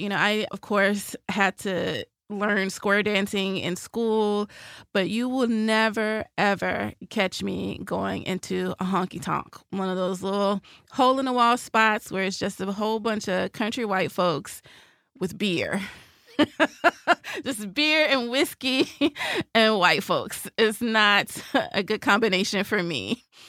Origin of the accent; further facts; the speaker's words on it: Nashville, Tennessee, United States; moved away as an adult; you grow up in Music City